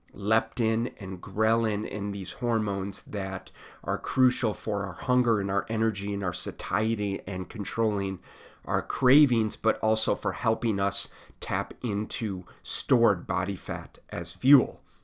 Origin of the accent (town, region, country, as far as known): United States